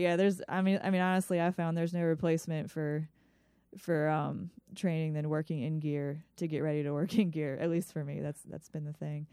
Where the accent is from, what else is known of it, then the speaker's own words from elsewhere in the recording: Ellicott City, Maryland, United States; moved away as an adult; also born or lived in Virginia; now in Chesterfield, United States; I grew up in Howard County, Maryland, in a place called Ellicott City